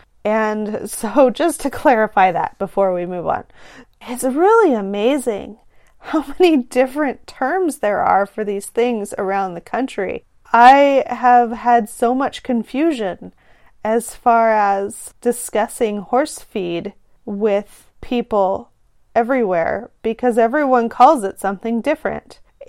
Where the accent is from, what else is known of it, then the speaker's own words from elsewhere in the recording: California, United States; as a Californian where I live.